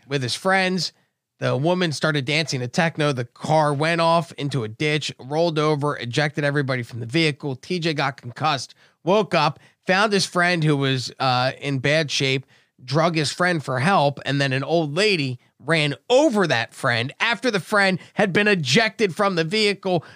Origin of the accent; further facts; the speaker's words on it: Brigantine, New Jersey, United States; now in Cape Coral, United States; I grew up in Brigantine, New Jersey